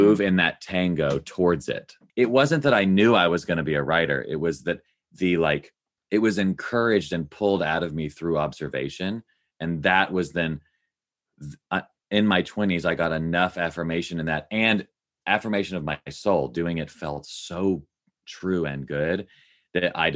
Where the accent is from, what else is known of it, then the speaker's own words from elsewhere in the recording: Nashville, Tennessee, United States; I grew up in Nashville, Tennessee